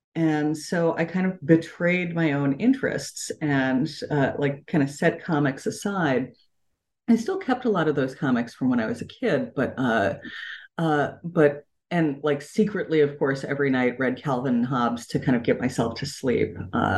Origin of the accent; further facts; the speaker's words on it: San Francisco, California, United States; I came to comics very early as a child. Like, I was growing up in San Francisco. My parents were very poor, both worked like a lot of jobs, and I was an only child